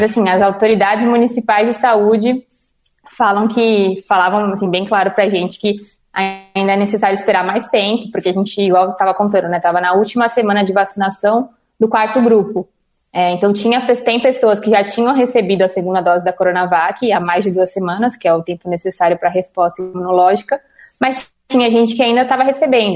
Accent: São Paulo, Brazil; sou de São Paulo, tenho 23 anos

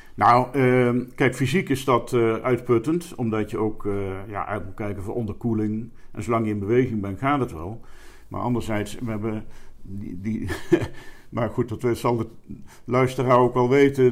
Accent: Elst, Gelderland, Netherlands; moved away as an adult; also born or lived in Arnhem; now in Sittard, Netherlands; ik ben in Arnhem geboren, in Elst, eh, Gelderland opgegroeid

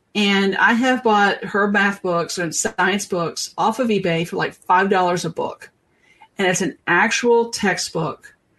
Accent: the South, United States; I'm from the South. We eat grits.

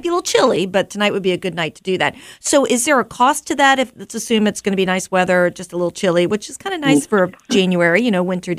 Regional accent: Chester, Virginia, United States; I grew up in Chester, so I love when people think about going to Chester. A Lloyd Seaberg grad, so I'm all up in Chester.

